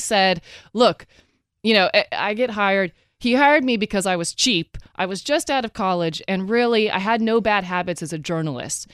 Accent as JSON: {"language": "English", "region": "Oregon", "country": "United States", "also_born_or_lived": "Texas", "moved": "yes"}